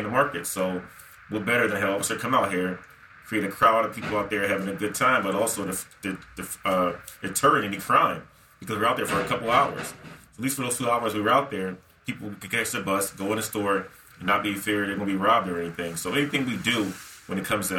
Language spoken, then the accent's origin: English; Philadelphia, Pennsylvania, United States; I was growing up in North Philly